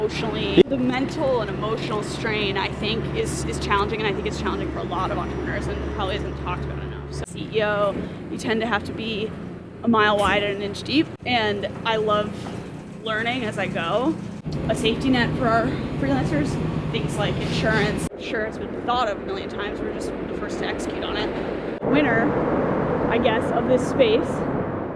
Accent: Syracuse, New York, United States; I'm from Syracuse, New York

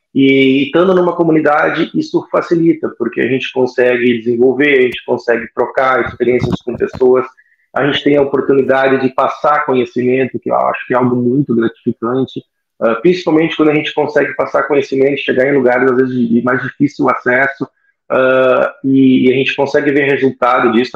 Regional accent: Caxias do Sul, Rio Grande do Sul, Brazil; also born or lived in Florianópolis; eu sou natural aqui de Caxias do Sul

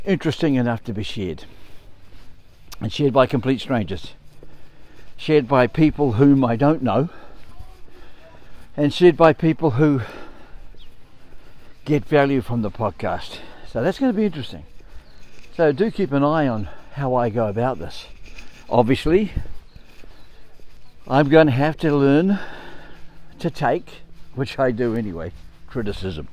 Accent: New Zealand; I'm from New Zealand

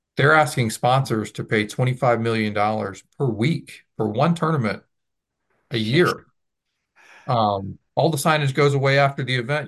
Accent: the South, United States; I grew up in the South

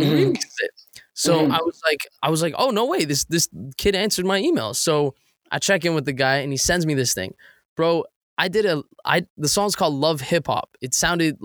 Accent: Toronto, Ontario, Canada; I'm from Toronto, Canada

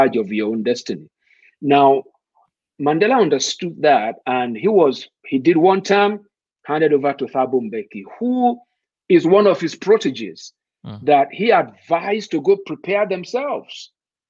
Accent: Nigeria; if I have Naira in my pocket as a Nigerian

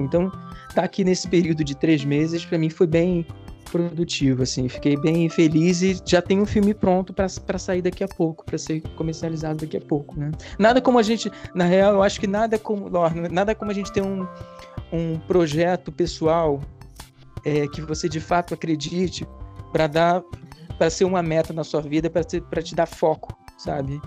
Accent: Rio de Janeiro, Brazil; eu sou tipicamente carioca. Eu, a minha família na, é, é, da Ilha do Governador, então nasci na, na ilha é, hum. e, e, e cresci aqui

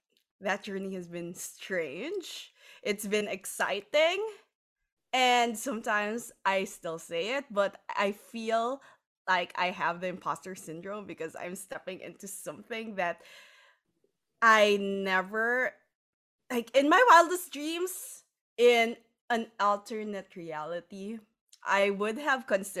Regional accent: Philippines; because being Filipino, as you know, in our culture and maybe a lot of other cultures as well

